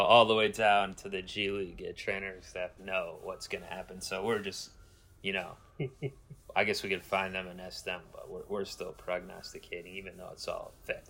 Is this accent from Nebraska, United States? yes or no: no; Cleveland, Ohio, United States; my hometown of the land